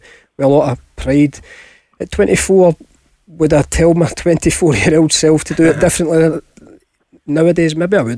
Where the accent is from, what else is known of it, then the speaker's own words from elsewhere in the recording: Glasgow, Scotland, United Kingdom; moved away as an adult; also born or lived in England; growing up in Glasgow, in the Goldfish Bowl of being a Celtic or Rangers player